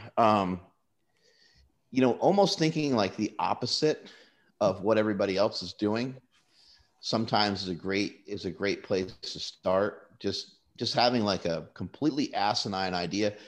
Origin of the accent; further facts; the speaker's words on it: United States; I was born in the United States